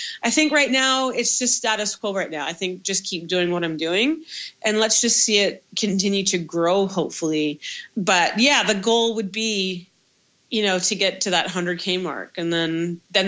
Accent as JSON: {"language": "English", "town": "Toronto", "region": "Ontario", "country": "Canada", "said": "I'm from Toronto"}